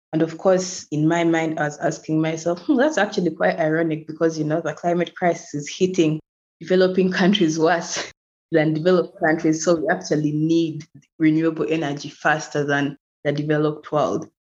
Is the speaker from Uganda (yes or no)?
yes; Uganda; also born or lived in Kampala; I'm from Uganda and I currently live in Uganda, in Kampala